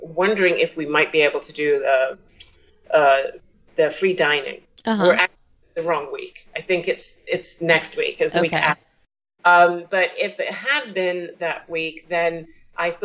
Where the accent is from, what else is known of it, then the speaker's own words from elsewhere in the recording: New York, United States; We're from New York